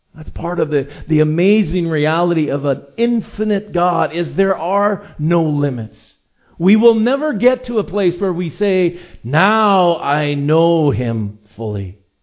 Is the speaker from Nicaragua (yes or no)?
no; Edmonton, Alberta, Canada; now in Vancouver Island, Canada; I grew up in Edmonton, where there are very few mountains.